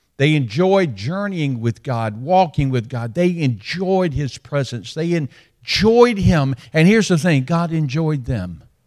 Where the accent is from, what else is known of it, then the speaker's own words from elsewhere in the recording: Alabama, United States; also born or lived in Dothan, Alabama; now in Birmingham, United States; I'm from Alabama